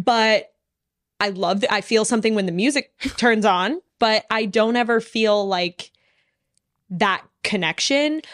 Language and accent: English; Dallas, Texas, United States; I'm from Dallas